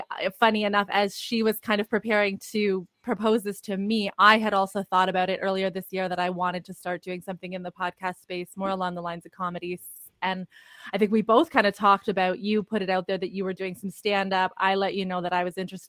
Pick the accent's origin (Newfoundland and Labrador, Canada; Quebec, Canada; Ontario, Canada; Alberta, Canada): Ontario, Canada; Toronto; I'm from Toronto, Canada